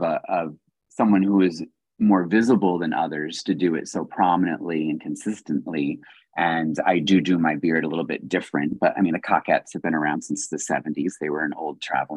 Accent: East Coast, United States; moved away as an adult; also born or lived in Florida / the South; now in San Diego, United States; I'm from the East Coast and I spent a lot of time in the South

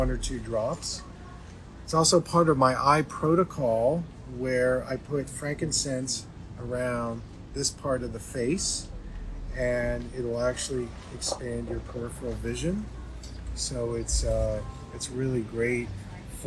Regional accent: Pittsburgh, Pennsylvania, United States; It's my hometown where I was born.

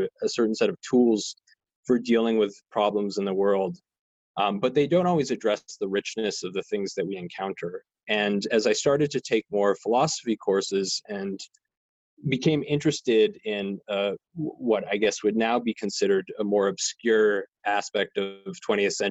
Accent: outside Albuquerque, New Mexico, United States; moved away; I've been sheltering in place where I grew up in New Mexico, a little bit outside of Albuquerque

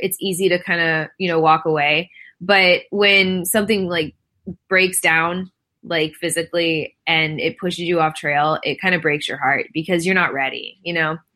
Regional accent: Florida, United States; moved away; also born or lived in California; I'm born and mostly raised in Florida.

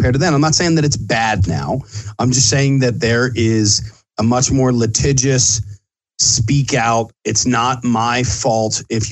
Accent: Bala Cynwyd, Pennsylvania, United States; I grew up in Bala Cynwyd. I live in Bala Cynwyd

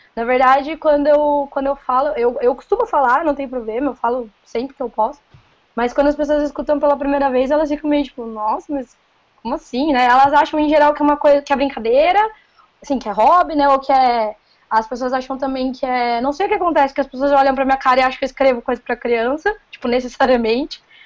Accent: Paulínia, São Paulo, Brazil; accent: caipira; Sou daqui do interior de São Paulo, sou de Paulínia

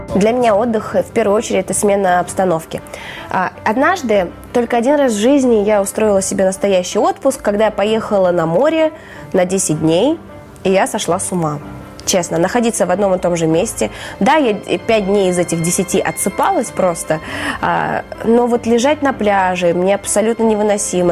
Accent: Yakutia, Sakha Republic, Russia; also born or lived in Kazakhstan; now in Moscow, Russia; Я родом из Казахстана, и, собственно, вся моя семья а, родились там, и они там до сих пор живут, но выросла я в Якутии

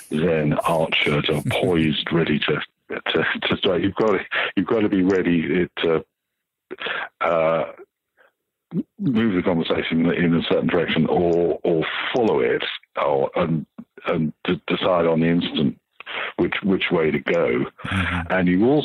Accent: United Kingdom; I'm British

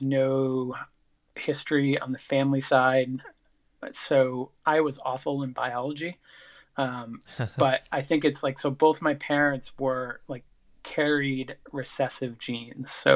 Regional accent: Sanford, Maine, United States; I grew up in Sanford, Maine, which is the southern part of Maine

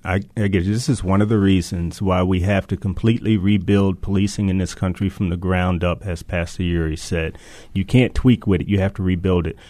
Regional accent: Baltimore, Maryland, United States; growing up in Reservoir Hill, a child of the 60s

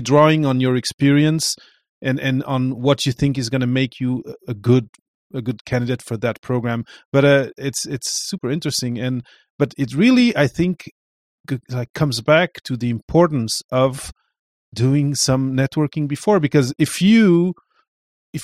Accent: Portugal; moved away; I come from Portugal

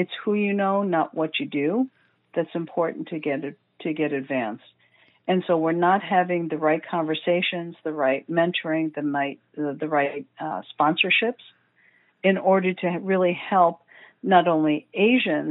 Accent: New York, United States; I'm from the United States, from New York

